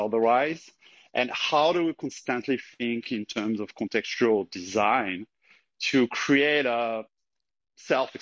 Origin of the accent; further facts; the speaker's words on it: French Alps, France; I'm from the French Alps, so I grew up in an environment with a lot of space, a lot of nature.